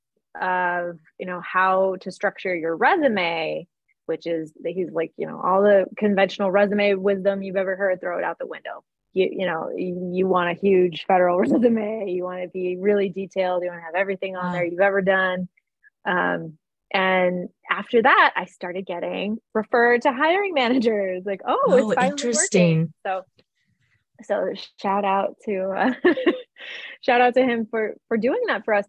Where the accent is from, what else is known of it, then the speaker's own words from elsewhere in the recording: Cleveland, Ohio, United States; my hometown of Cleveland, Ohio